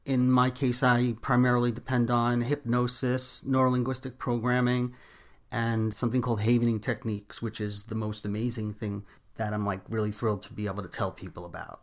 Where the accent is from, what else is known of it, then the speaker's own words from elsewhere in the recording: New York City, New York, United States; also born or lived in Long Island / Miami; now in Long Island / Miami, United States; I'm originally from Brooklyn, New York, and I now live between Long Island and Miami.